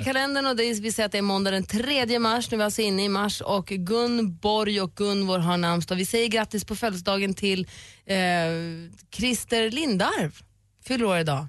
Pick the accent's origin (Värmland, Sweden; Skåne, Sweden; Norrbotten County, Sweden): Norrbotten County, Sweden; Luleå; Jag är uppvuxen i Luleå